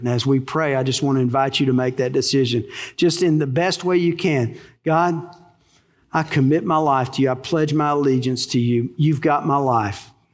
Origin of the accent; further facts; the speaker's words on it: Texas, United States; accent: twang; but I was born in Texas. You know what they call our dialect? A twang